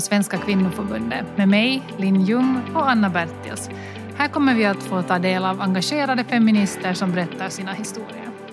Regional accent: Helsinki, Uusimaa, Finland; Jag kommer från Helsingfors

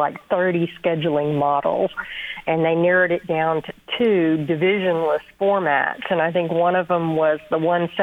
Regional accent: Texas, United States; I grew up in Texas and was an Aggie for most of my life

